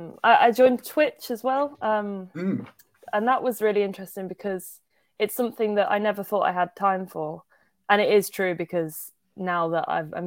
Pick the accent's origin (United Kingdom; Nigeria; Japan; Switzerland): United Kingdom; Birmingham, West Midlands; accent: Birmingham; No one really goes for Birmingham, which is weird. I think sometimes my accent comes out in certain words in certain songs.